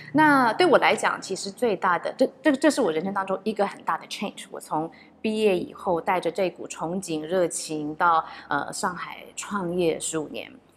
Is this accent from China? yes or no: no; Taiwan; 我是唯一来自台湾的